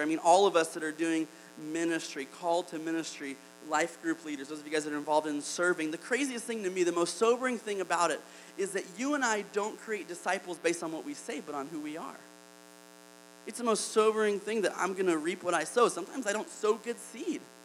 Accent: Alabama, United States; I'm from Alabama

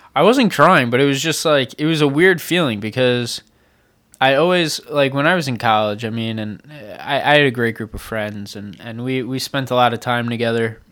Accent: Long Island, New York, United States; moved away; I grew up on Long Island.

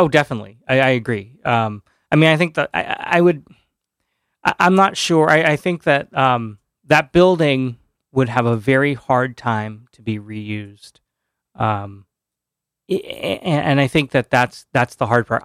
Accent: Orange, Connecticut, United States; moved away as an adult; now in New Haven, United States; I grew up in Orange

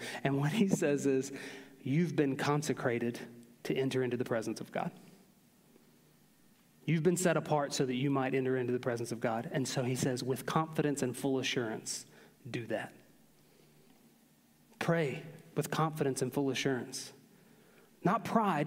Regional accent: Aiken, South Carolina, United States; I grew up in the Aiken, North Augusta, Edgefield area of South Carolina

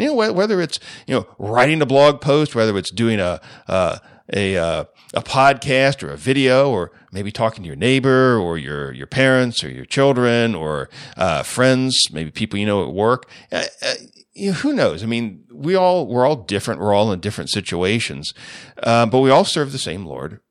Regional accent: United States; as American Christians

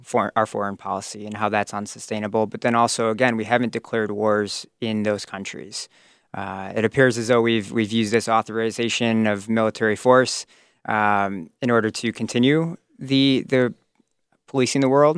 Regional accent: Crystal Lake, Illinois, United States; also born or lived in Woodstock, Illinois; I grew up in Crystal Lake, currently a resident

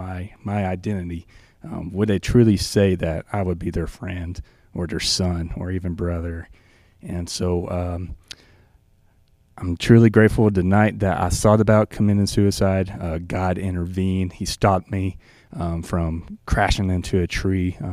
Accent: the South, Arkansas, United States; accent: Southern; moved away as an adult; now in South Dakota, United States; I grew up in the South, probably by my accent. You could kind of tell I'm not from around here

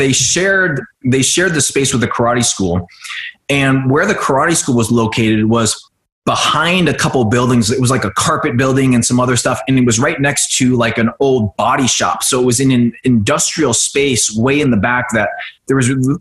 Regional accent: Oklahoma, United States; moved away as an adult; also born or lived in Vietnam / East Coast / Los Angeles; I grew up on the East Coast for a few years, but I went through high school in Oklahoma

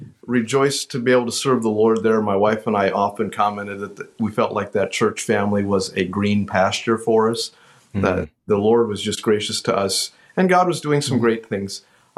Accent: Wisconsin, United States; And so we grew up, then I grew up essentially in Wisconsin. We were here for 4 years, 71 to 75.

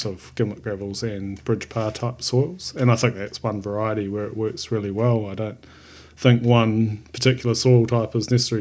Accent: Rotorua, Bay of Plenty, New Zealand; I grew up in Rotorua, not really a wine growing region

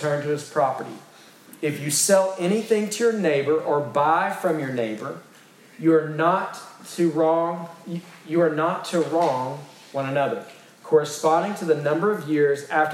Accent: East Texas, United States; I'm from East Texas

